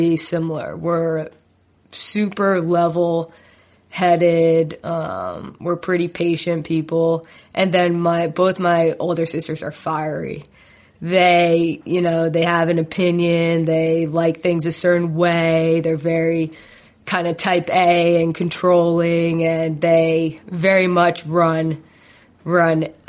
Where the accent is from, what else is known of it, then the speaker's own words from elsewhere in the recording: New Jersey, United States; I grew up in Jersey, which is a hotbed for soccer.